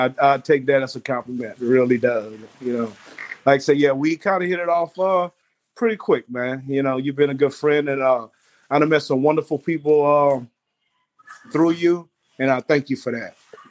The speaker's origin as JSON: {"language": "English", "town": "Beaumont", "region": "Texas", "country": "United States", "tie": "born or raised there", "also_born_or_lived": "Green Bay, Wisconsin", "said": "I grew up in Beaumont, Texas, East Texas, between Houston and Louisiana. I went to Beaumont Westbrook"}